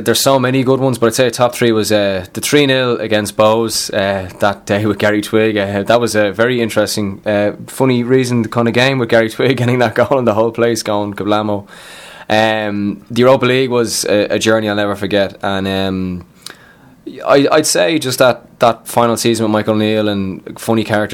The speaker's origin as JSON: {"language": "English", "town": "Dublin", "region": "Leinster", "country": "Ireland", "said": "I'm from Knockline, but basically I might as well be based in Tallaght"}